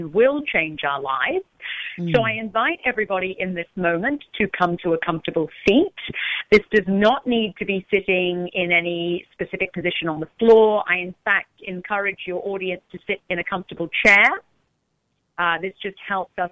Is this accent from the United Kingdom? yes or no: yes; London, United Kingdom; now in Orange County, United States; I'm actually from London